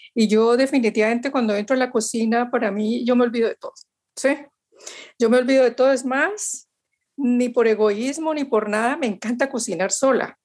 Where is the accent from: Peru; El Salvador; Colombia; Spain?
Colombia; Valle del Cauca; nosotros los vallecaucanos